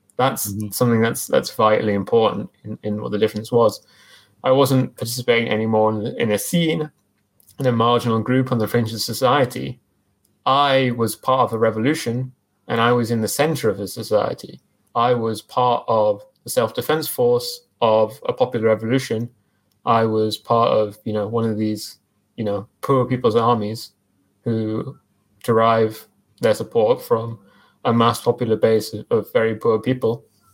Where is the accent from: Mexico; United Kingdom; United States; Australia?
United Kingdom; England; I'm not going to support England at the World Cup, even though I'm English.